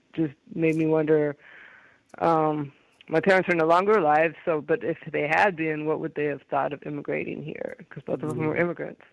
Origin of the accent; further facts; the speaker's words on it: San Francisco, California, United States; I'm born and raised in San Francisco